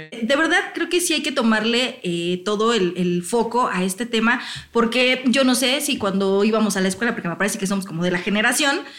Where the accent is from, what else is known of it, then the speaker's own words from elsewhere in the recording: Morelos, Mexico; Yo soy de Morelos, justamente.